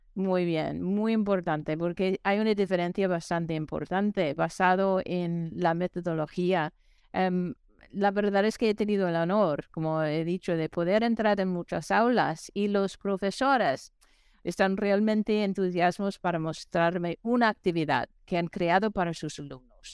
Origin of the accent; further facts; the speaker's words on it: New York, United States; moved away; also born or lived in New Mexico; aquí soy de, de Nueva York